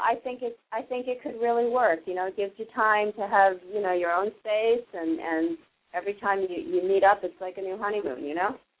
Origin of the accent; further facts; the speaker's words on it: Massachusetts, United States; I'm from Massachusetts.